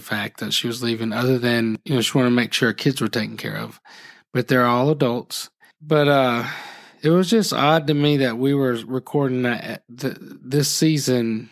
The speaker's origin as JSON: {"language": "English", "town": "Phenix City", "region": "Alabama", "country": "United States", "tie": "born or raised there", "also_born_or_lived": "Birmingham", "moved": "as an adult", "lives_now": "Gardendale, United States", "said": "I grew up in Phenix City"}